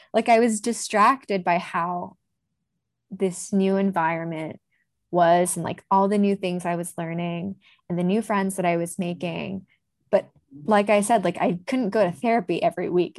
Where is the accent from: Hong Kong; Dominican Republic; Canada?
Hong Kong; moved away as an adult; growing up in Hong Kong